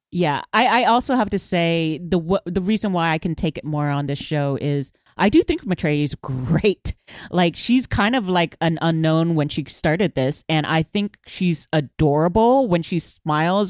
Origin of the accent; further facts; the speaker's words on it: Houston, Texas, United States; I grew up in Houston